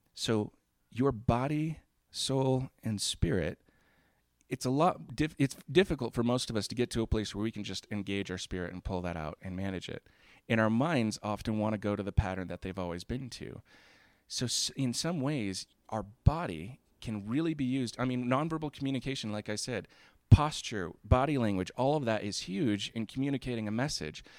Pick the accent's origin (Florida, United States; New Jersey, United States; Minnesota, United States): Florida, United States; I grew up in Florida